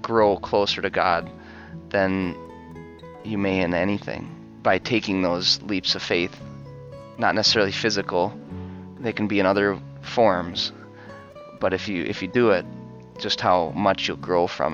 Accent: Fergus Falls, Minnesota, United States; also born or lived in Fargo, North Dakota; I found a teaching position down in my hometown, Fergus Falls, Minnesota, and I am teaching there now

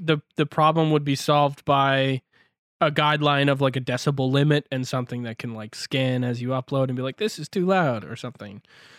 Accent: Ontario, Canada; now in Vancouver, Canada; I live now in Vancouver, BC. So obviously that's quite far, but I grew up in Ontario near Toronto.

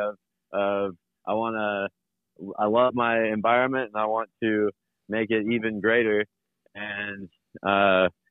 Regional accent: Little Rock, Arkansas, United States; moved away as an adult; now in Fayetteville, United States; I'm from Little Rock originally

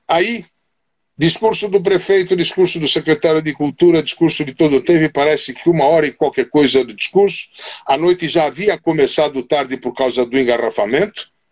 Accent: Brazil; eu nasci e cresci no Brasil italiano, tá? Esse foi o meu bairro de, de origem

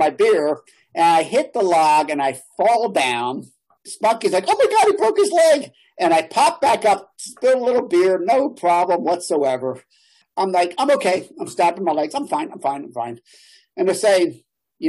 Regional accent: Philadelphia, Pennsylvania, United States; I grew up there in Philadelphia

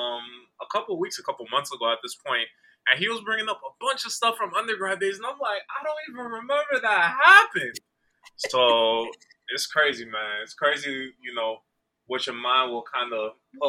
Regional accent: Angola; moved away; also born or lived in Cape Verde / Brockton, Massachusetts; I was born in Angola. My mother's grandparents are from Cape Verde

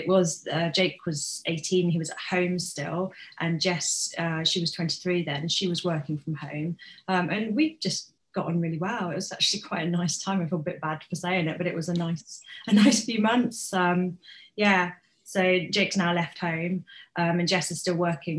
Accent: Bournemouth, South West England, United Kingdom; also born or lived in Hereford; I was born in Bournemouth. For a while when I was young, I lived in Hereford, and I loved Hereford. And then my parents split up and I got dragged back to Bournemouth

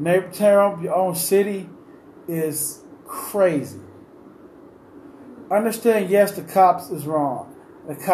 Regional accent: Cleveland, Ohio, United States; I'm from Cleveland

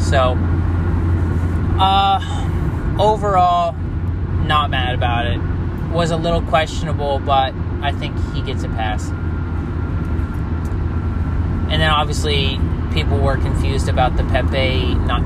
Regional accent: United States; I'm an American

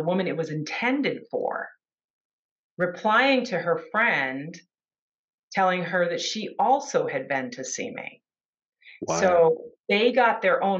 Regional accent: United States; I'm from the United States

